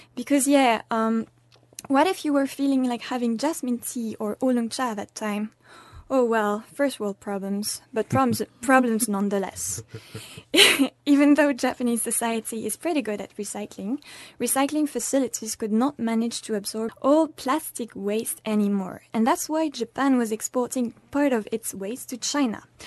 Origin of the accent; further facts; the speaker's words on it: France; moved away; I'm from France